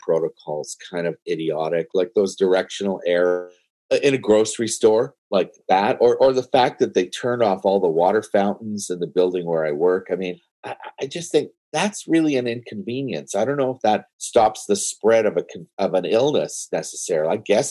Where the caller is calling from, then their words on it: Toronto, Ontario, Canada; I'm downtown Toronto.